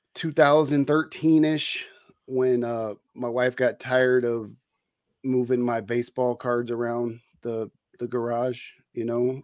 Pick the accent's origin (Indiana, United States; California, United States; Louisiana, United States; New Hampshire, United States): California, United States; Bay Area; moved away as an adult; also born or lived in San Leandro, California / Oakland, California / Hayward, California / El Cerrito, California; I grew up in the Bay Area in California. Uh, I was born in San Leandro